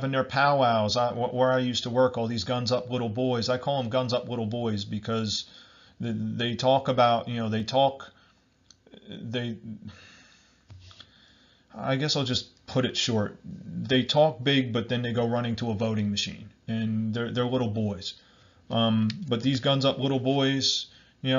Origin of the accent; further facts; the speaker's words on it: Barnegat, New Jersey, United States; I'm from Barnegat, New Jersey, and that's like in Southern Ocean County